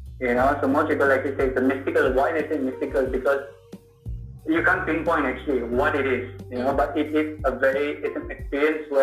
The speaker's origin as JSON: {"language": "English", "country": "Malaysia", "also_born_or_lived": "Indonesia", "moved": "yes", "said": "I'm Malaysian"}